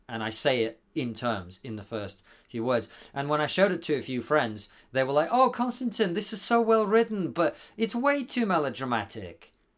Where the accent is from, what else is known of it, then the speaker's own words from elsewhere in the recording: Moscow, Russia; now in United Kingdom; a Jewish dark-skinned kid growing up in Moscow